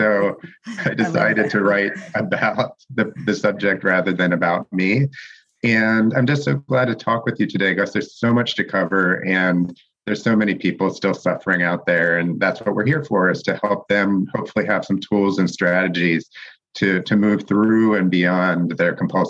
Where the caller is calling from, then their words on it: Santa Monica, California, United States; And I am calling in from Los Angeles this morning, actually Santa Monica, for those of you who know the difference. And I have been out here since the late 80s